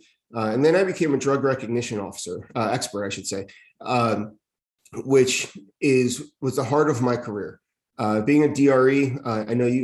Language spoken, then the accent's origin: English; East Windsor, New Jersey, United States; I got hired in my hometown in East Windsor